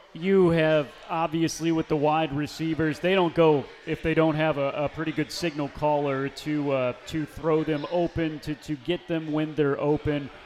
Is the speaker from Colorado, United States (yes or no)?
no; Missouri, United States; moved away; where I'm from, my home state of Missouri. I grew up 30 uh, minutes away from where you were last head coach at, at Lincoln University